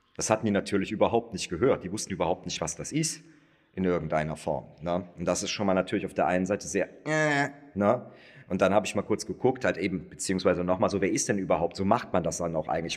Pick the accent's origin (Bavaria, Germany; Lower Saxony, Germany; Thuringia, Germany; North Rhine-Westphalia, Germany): North Rhine-Westphalia, Germany; Cologne; ich komme aus Köln